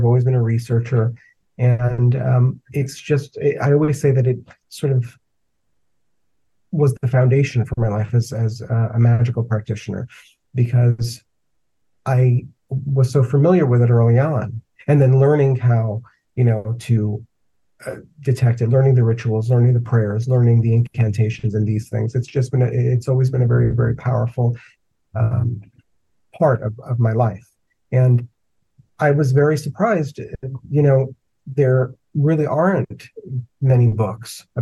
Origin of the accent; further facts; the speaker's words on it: New York City, New York, United States; I grew up in the Bronx in a very, you know, typical sort of two-family house